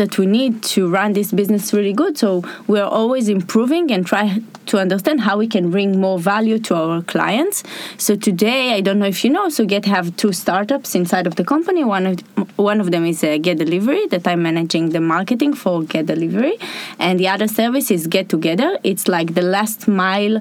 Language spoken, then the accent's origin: English; Rishon LeZion, Central District, Israel; I grew up in Rishon, and I found the Rishon Tech community in Rishon